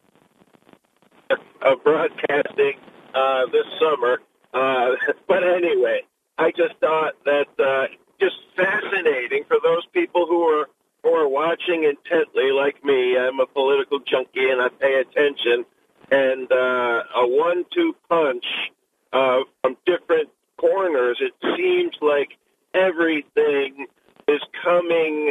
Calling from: Binghamton, New York, United States; I am calling from the great city of Binghamton, New York.

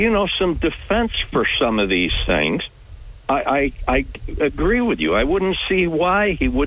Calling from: Binghamton, New York, United States; from the town of Binghamton.

